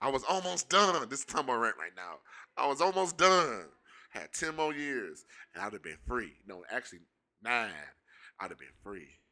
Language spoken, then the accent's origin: English; Pontiac, Michigan, United States; We both from the city, we from, we're both from Pontiac.